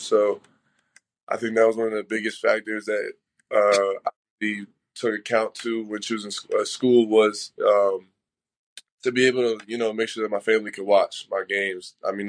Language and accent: English; Maryland, United States; I'm originally from Maryland, so I'm a hometown kid